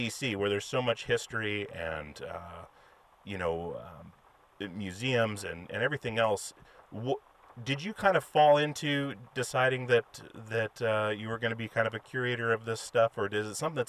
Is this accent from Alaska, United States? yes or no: yes; Alaska, United States; I'm from Alaska, and I was there